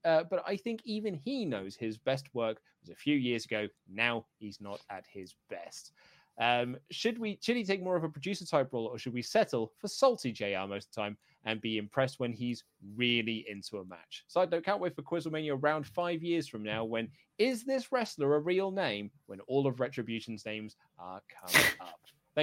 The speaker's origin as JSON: {"language": "English", "town": "Glasgow", "region": "Scotland", "country": "United Kingdom", "said": "I'm the guy from Glasgow. So as Luke so eloquently puts, I live in Glasgow."}